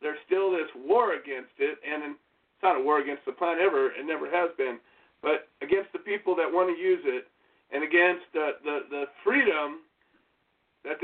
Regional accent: California, United States; I am from California.

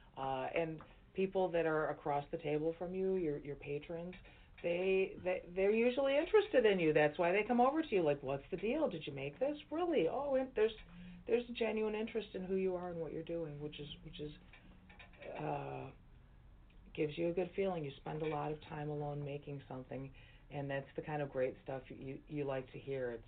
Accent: Chicago, Illinois, United States; I am a lifelong Chicagoan.

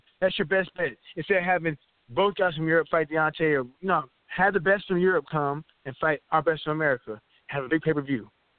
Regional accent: Tennessee, United States; I was born in Tennessee, dog.

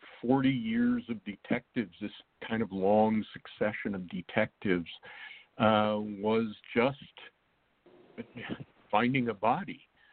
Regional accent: Wyoming, United States; now in Texas, United States; I live in Texas right now, but I grew up

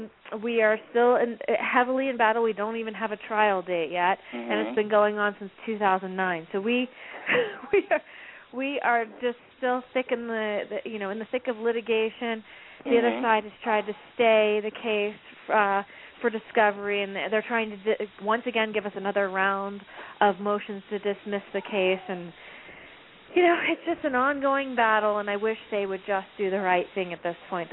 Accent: Maryland, United States; I'm from Maryland

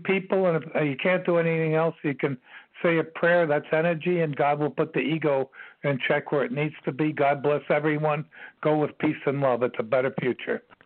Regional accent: New York City, New York, United States; I'm from Queens. I grew up in Bayside, Queens

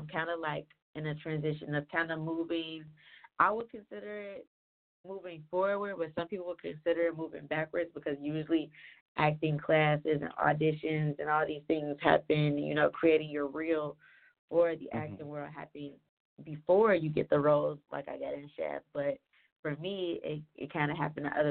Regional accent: Cincinnati, Ohio, United States; now in Atlanta, United States; I'm originally from Ohio, Cincinnati, that is. And I've been in Atlanta for 7 years now

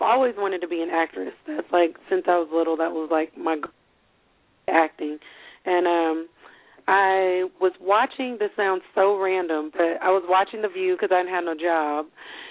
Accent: United States; I was born in America

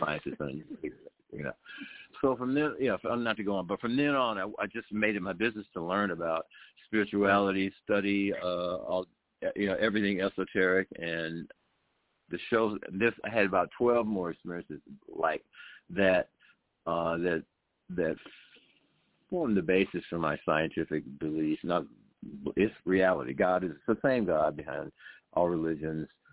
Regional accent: Atlanta, Georgia, United States; I grew up on Morehouse, Atlanta University campus where my parents taught. So I grew up on it's all uh, classic, uh, historically black university in uh, in Atlanta, Georgia

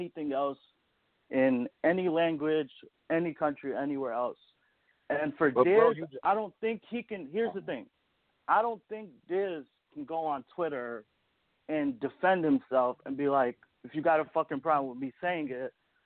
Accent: Bangladesh; I'm from Bangladesh.

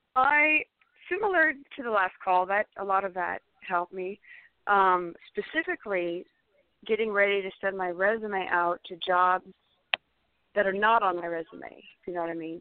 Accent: California, United States

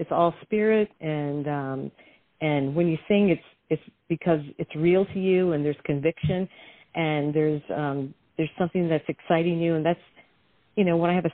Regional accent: Detroit, Michigan, United States; I was raised in Detroit, where you have to have soul.

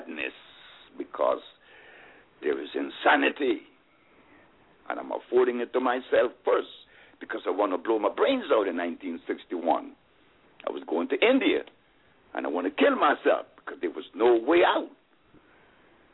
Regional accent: Honduras; I'm from Honduras

